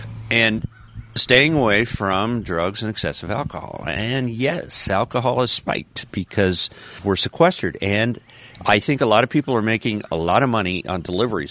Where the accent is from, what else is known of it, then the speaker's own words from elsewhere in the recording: Colorado, United States; now in the South, United States; I grew up in Colorado